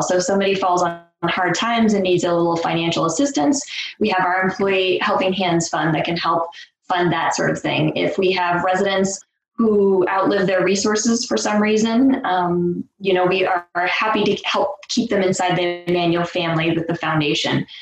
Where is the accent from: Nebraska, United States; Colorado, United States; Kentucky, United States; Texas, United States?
Nebraska, United States; moved away as an adult; I'm born and raised in Nebraska. I've lived all over the country. Uh, I've moved around and then decided that I wanted to come back to my roots